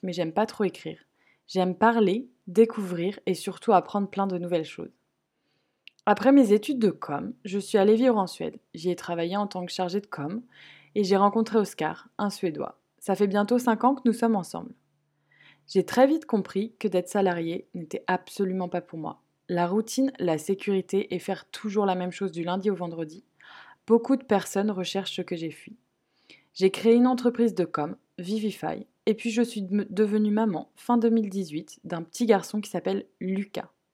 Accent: France; moved away as an adult; now in Sweden; je suis originaire d'une petite bourgade proche d'une ville renommée pour son sel. Entre la Bretagne et la Loire-Atlantique, d'ailleurs c'est un vaste débat, mais aujourd'hui je peux enfin dire que je suis bretonne

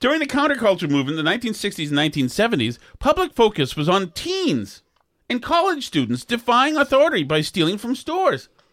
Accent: Winchester, Massachusetts, United States; I'm a kid from Winchester

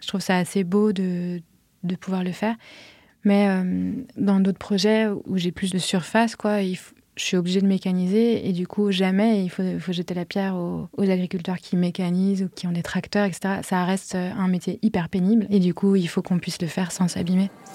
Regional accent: Paris, Île-de-France, France; moved away as an adult; also born or lived in Vienna, Austria / London, United Kingdom; je suis née, j'ai grandi à Paris

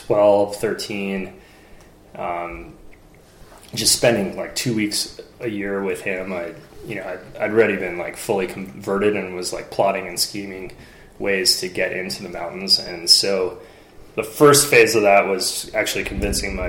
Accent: New York City, New York, United States; moved away; I grew up in New York City

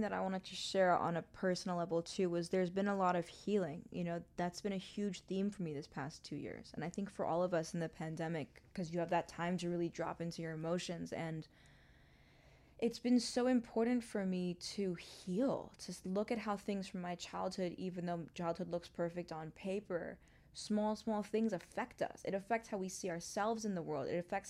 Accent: New York City, New York, United States; also born or lived in Hong Kong / Mumbai / London; now in Los Angeles, United States; because I grew up in New York City, like in the heart of Manhattan. My family then moved to Hong Kong, Mumbai, London. I've only known cities.

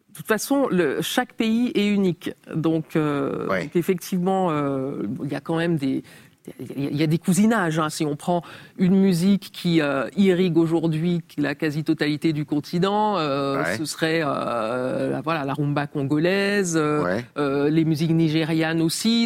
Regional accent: Cameroon; moved away; also born or lived in Tarn, France; quand j'étais enfant au Cameroun

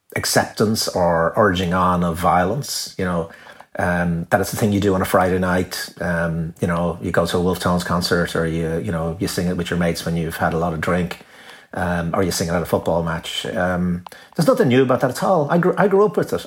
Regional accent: Ireland; I'm very proud of being Irish

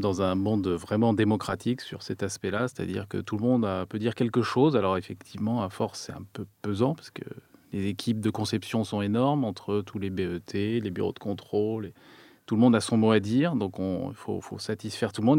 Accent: France; also born or lived in Turin, Italy; en tant que Français

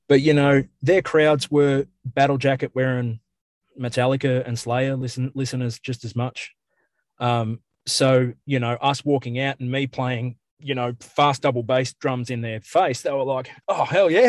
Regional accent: Australia; I guess as an Australian and as a as an … tragic as well

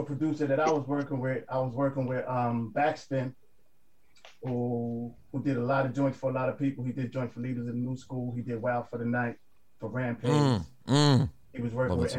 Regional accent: New York City, New York, United States; I'm from East Flatbush.

